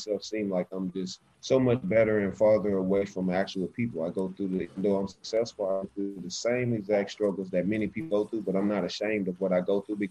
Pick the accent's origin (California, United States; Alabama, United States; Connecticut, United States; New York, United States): Alabama, United States; Alexander City; I am from Alexander City, Alabama. That's where I was born